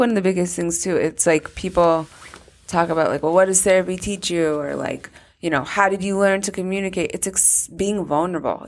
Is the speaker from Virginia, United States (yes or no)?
no; Weston, Connecticut, United States; I was from Weston